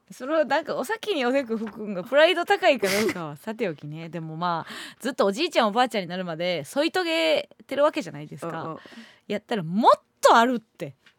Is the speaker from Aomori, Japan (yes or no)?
no; Osaka, Japan; moved away; 地元大阪で学生時代